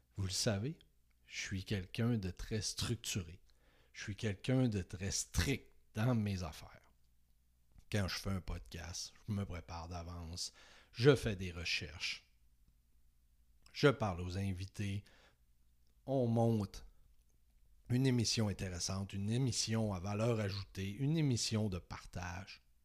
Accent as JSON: {"language": "French", "town": "Saguenay", "region": "Quebec", "country": "Canada", "tie": "born or raised there", "moved": "as an adult", "lives_now": "Beauce, Canada", "said": "j'ai décidé de quitter ma région natale, le Saguenay, pour m'en venir vers Québec, vers la Beauce"}